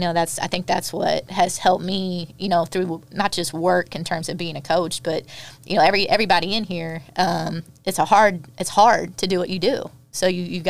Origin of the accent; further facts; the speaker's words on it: Indiana, United States; growing up in Indiana, you know, you do one of two things. You either farm or you play basketball.